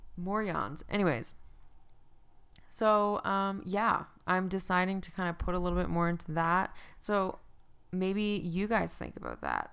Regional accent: Newfoundland and Labrador, Canada; now in Calgary, Canada; I'm from Newfoundland

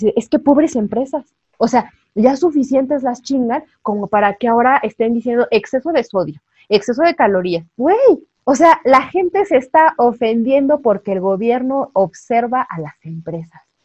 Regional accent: Mexico

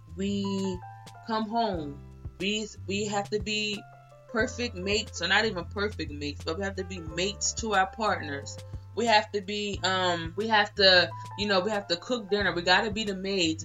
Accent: Delaware, United States; I'm from Delaware

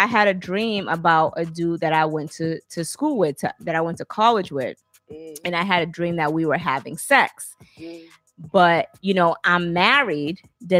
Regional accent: Alabama, United States; So I'm from Alabama.

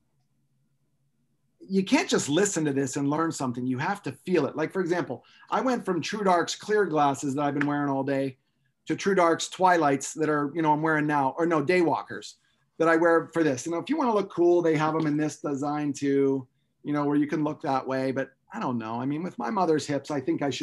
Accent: Pennsylvania, United States; I grew up in Pensatucky.

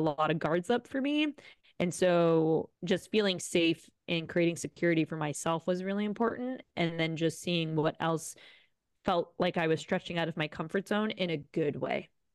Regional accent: Rome, Lazio, Italy; moved away as an adult; also born or lived in Boulder, Colorado / Bali; now in Canggu, Indonesia; I was born and raised in Rome, Italy.

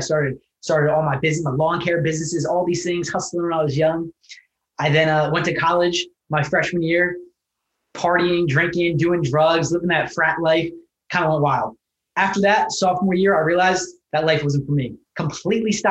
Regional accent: New Jersey, United States; I was born in New Jersey, raised by a single mother

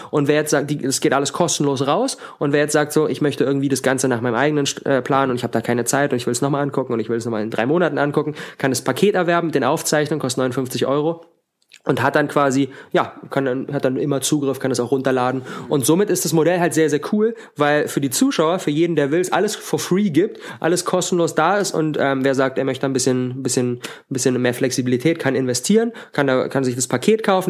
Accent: Berlin, Germany; ich komme aus Berlin, ich wohne in Berlin

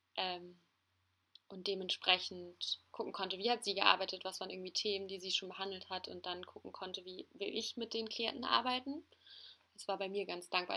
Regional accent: Hamburg, Germany; Ich bin 23 Jahre alt und bin aufgewachsen in Hamburg

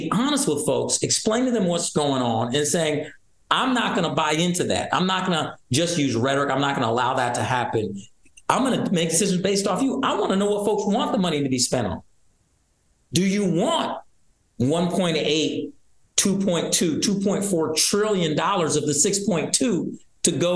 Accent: Iowa, United States; now in Michigan, United States; I was born in Iowa, but I chose to move here 7 years ago

